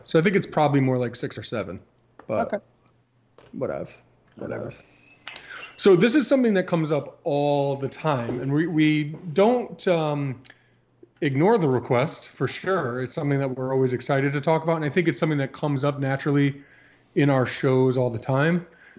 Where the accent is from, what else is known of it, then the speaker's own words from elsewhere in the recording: Connecticut, United States; I mean, I like Kevin's t-shirt because I'm from Connecticut.